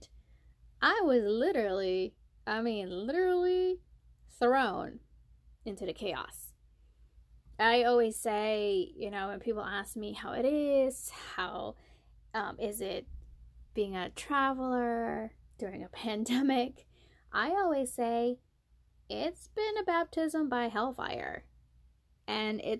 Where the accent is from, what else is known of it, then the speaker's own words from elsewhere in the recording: Maryland, United States; moved away as an adult; now in South Carolina, United States; I came from Maryland. I'm from Maryland. I moved to South Carolina for work